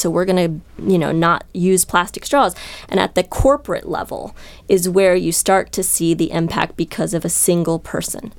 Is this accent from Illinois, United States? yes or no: no; Columbus, Ohio, United States; moved away; I'm from Columbus, Ohio, where Jack Hanna is actually was a role model of mine growing up